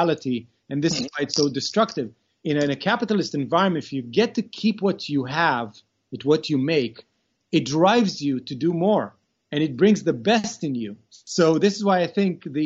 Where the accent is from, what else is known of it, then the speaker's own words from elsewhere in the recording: Israel; also born or lived in Beersheba, Israel; I was born in Beersheba, which is a southern city in Israel. But then at the age of 9, we moved to a kibbutz.